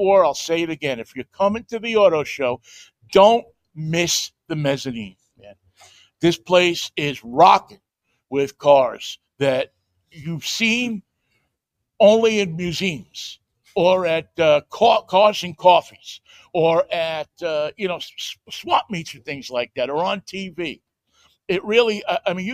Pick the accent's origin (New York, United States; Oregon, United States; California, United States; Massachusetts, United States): New York, United States; moved away; also born or lived in Pittsburgh; I'm from New York